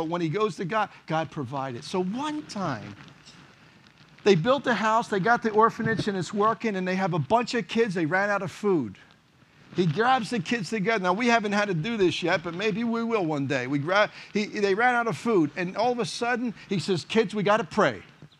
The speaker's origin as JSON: {"language": "English", "town": "Philadelphia", "region": "Pennsylvania", "country": "United States", "tie": "born or raised there", "said": "I was born and raised in Kensington, ran the streets of Kensington."}